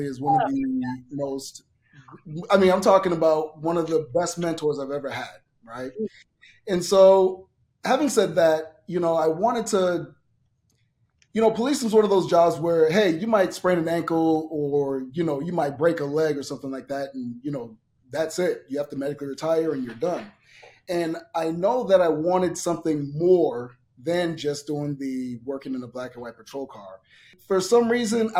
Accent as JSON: {"language": "English", "town": "Boston", "region": "Massachusetts", "country": "United States", "tie": "born or raised there", "also_born_or_lived": "Miami, Florida / Sacramento, California", "moved": "yes", "lives_now": "Las Vegas, United States", "said": "my parents moved to Boston, Massachusetts"}